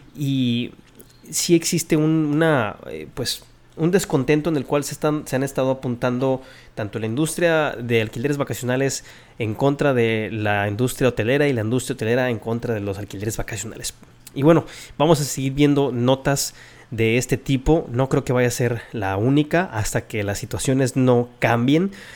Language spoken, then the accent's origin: Spanish; Mexico